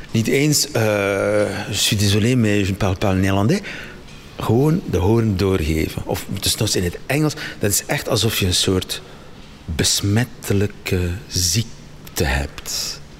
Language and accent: Dutch; Flanders, Belgium; Eh, ja, ik ben Belg. Spijtig genoeg soms, maar ik ben Belg.